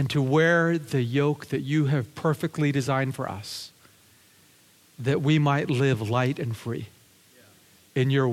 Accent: Lower Mainland, British Columbia, Canada; also born or lived in Japan; now in Vancouver, Canada; I was raised here in British Columbia in the Lower Mainland, but I'm originally from Japan

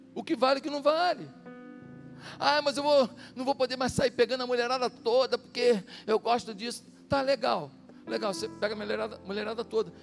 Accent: Rio de Janeiro, Brazil; eu fui criado em Marechal.

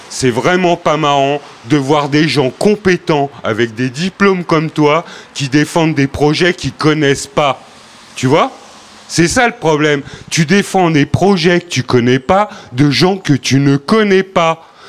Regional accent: Paris, Île-de-France, France; En fait, euh, je suis parisien.

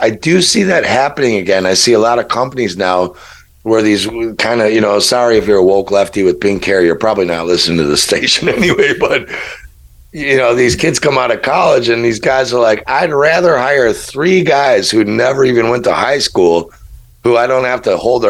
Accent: Chicago, Illinois, United States; I'm from Chicago, really?

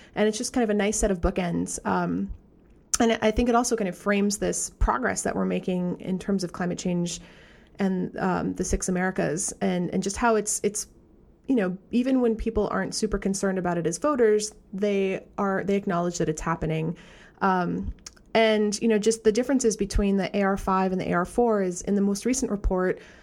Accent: Vermont, United States; I come from Vermont

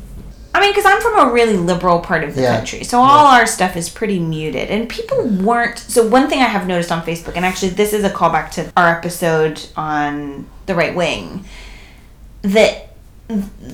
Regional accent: California, United States; I'm from California

